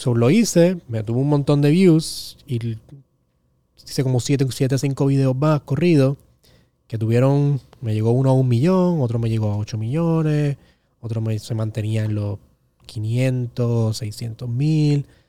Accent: Carolina, Puerto Rico; yo soy de Carolina

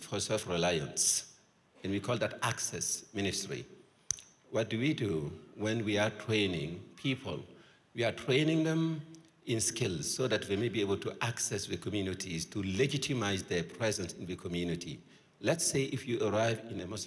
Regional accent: Burkina Faso; I'm from Burkina Faso.

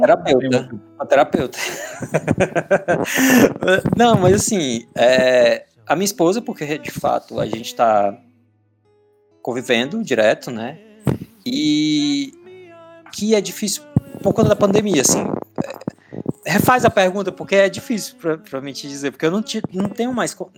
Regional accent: Maranguape, Ceará, Brazil; moved away as an adult; now in Argentina; Eu sou cearense, eu sou um aranguapense

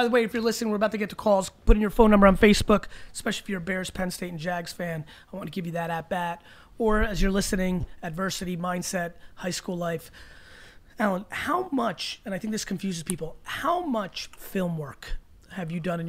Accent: Belarus; moved away; I was from Belarus.

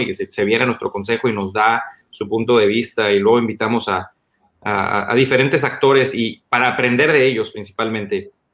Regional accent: Mexicali, Baja California, Mexico; el amor profundo que tengo por Mexicali, el amor profundo que tengo por mi tierra

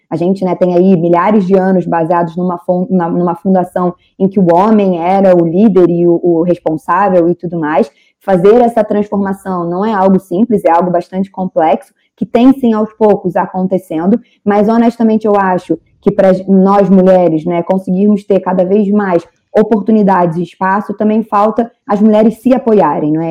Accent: Brazil; moved away as an adult; now in Portugal; sendo brasileira

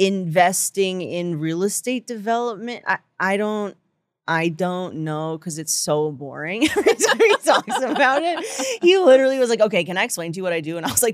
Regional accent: Englewood, New Jersey, United States; also born or lived in Boston; now in New York, United States; I'm from Englewood.

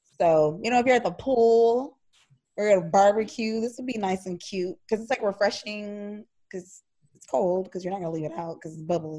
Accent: Houston, Texas, United States; accent: country; I know we sound country. Because when I go like visit places on the East Coast, like, ooh, where are you from? I'm like, Texas? Houston, Texas?

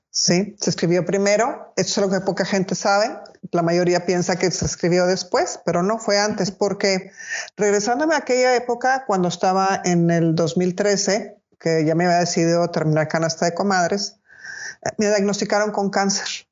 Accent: Monterrey, Nuevo León, Mexico; yo soy de Monterrey

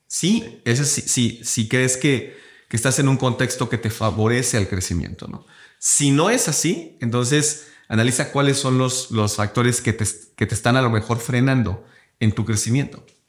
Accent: Cuernavaca, Morelos, Mexico; yo soy de Cuernavaca

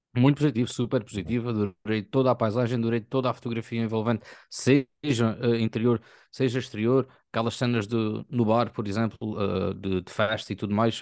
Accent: Algarve, Portugal; a gente algarviz

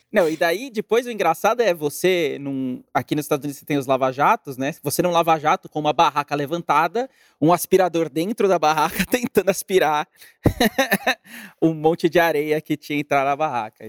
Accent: Brazil; moved away as an adult; also born or lived in New York; desde que eu saí do Brasil em 2014

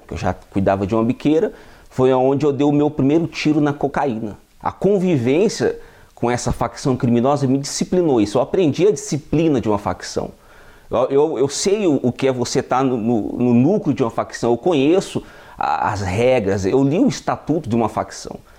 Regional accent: Campo Grande, Mato Grosso do Sul, Brazil; eu tenho 29 anos, eu sou natural do estado de Mato Grosso do Sul, venho de uma família onde não tive muitas condições financeiras, morava na periferia do, da capital de Campo Grande, Mato Grosso do Sul

